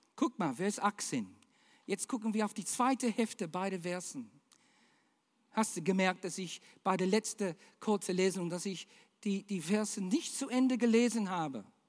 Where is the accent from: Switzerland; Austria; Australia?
Australia; German is a second language; now in Germany; Ich bin Australier.